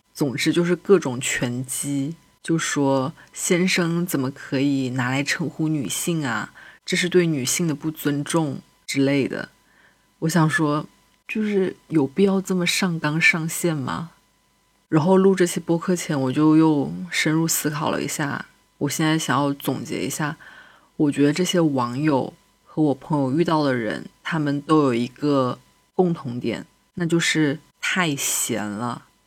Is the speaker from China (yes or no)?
yes; China; 身为一个中国人